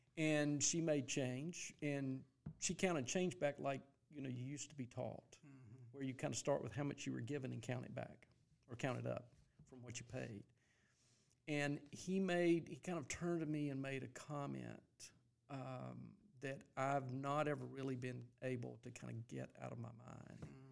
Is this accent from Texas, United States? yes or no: no; Greenville, South Carolina, United States; born or raised there; also born or lived in Louisville, Kentucky